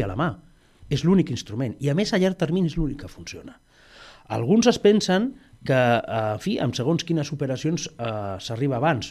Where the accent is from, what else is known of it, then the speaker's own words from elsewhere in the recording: Tarragona, Catalonia, Spain; jo vinc de, de Sant Pere i Sant Pau, d'una família humil